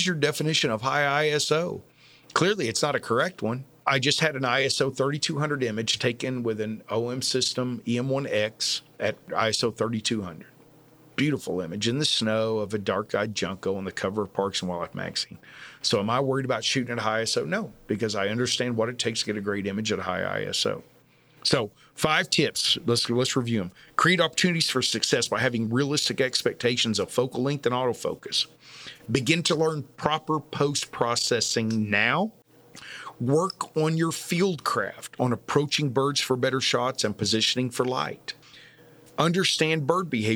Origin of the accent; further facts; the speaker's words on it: Texas, United States; I am from Texas